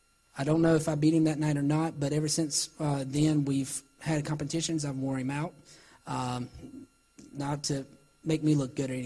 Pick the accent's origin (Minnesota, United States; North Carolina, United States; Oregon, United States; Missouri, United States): North Carolina, United States; Salisbury; born or raised there